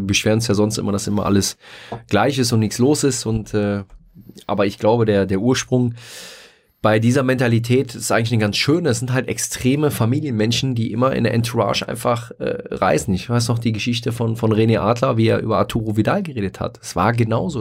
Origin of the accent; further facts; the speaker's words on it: Rhineland, Germany; ich bin als äh, gebürtiger Glapper Rheinländer